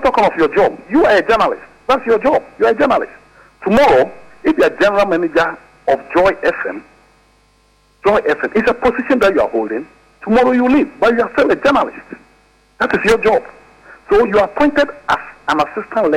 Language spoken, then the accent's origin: English; Ghana; Bupe, my hometown